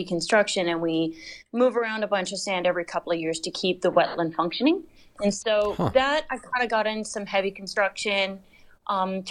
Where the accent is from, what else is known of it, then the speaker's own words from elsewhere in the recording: Dana Point, California, United States; also born or lived in Santa Cruz, California / Lake Tahoe Basin; I came back to my hometown in Dana Point, California, down in Orange County